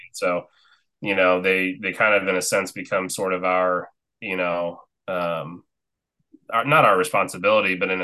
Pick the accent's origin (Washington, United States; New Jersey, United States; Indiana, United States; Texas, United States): Indiana, United States; Marion; I grew up in Marion, Indiana, so about 30,000